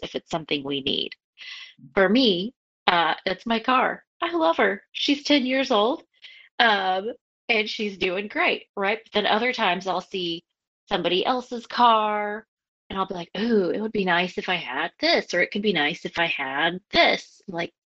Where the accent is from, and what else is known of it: United States